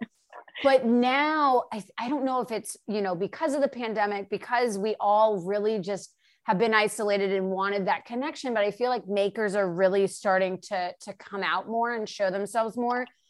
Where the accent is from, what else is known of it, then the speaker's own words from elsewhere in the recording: the Carolinas, United States; now in Los Angeles, United States; I'm in LA and I grew up in the Carolinas